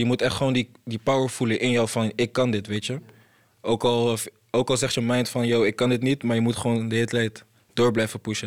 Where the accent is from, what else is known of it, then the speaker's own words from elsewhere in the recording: Côte d’Ivoire; moved away; ik kom zelf uit Ivoorkust, ligt in eh, West-Afrika